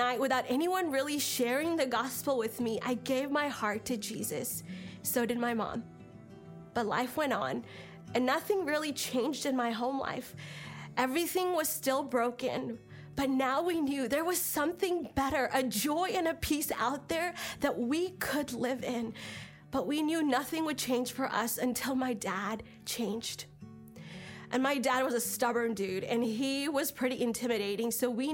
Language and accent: English; India; I was born in India into an Orthodox Christian home